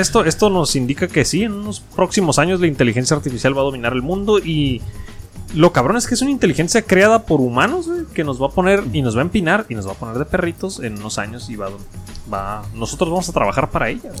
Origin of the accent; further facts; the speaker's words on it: Mexico; yo siendo mexicano